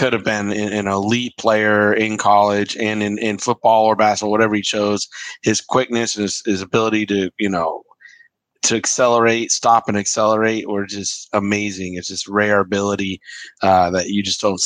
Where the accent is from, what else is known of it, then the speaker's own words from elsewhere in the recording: Bay Area, California, United States; Growing up in the Bay Area, as I did.